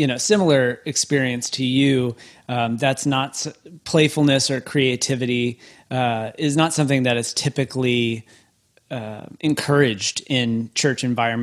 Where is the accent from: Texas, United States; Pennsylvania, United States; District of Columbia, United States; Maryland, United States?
Texas, United States; Waco; growing up in Baptist world, the Baptist hub you know, Baylor University in Waco, Texas.